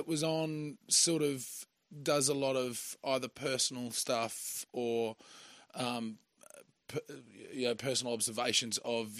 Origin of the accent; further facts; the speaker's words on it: country Queensland, Australia; moved away as an adult; also born or lived in Brisbane; now in Melbourne, Australia; I grew up in country Queensland and then moved down to Melbourne 10 years ago or a week ago.